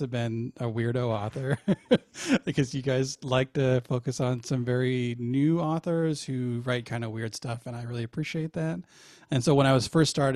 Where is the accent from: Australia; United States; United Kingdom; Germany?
United States; Portland, Oregon; I'm from Portland, Oregon